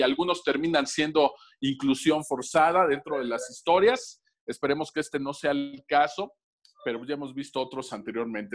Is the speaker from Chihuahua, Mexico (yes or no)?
no; Tlaxcala, Mexico; cuando yo era niño me tocó la saga de Fénix Obscura o el traje negro de Spider-Man con las guerras secretas y la verdad era una odisea para mí en Tlaxcala completar eso